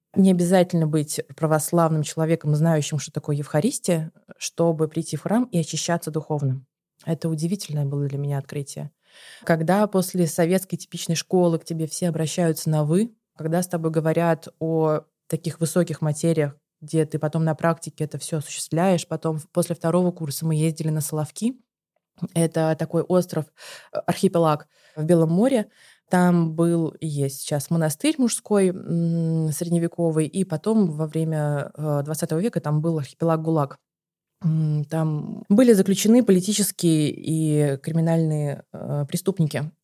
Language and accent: Russian; Saint Petersburg, Russia; я еще из Петербурга